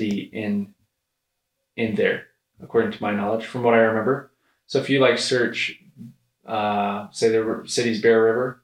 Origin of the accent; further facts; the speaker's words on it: Utah, United States; I'm from Utah